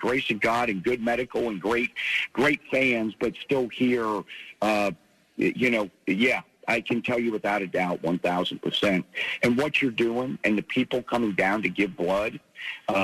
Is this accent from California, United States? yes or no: no; Pennsylvania, United States; growing up in Pennsylvania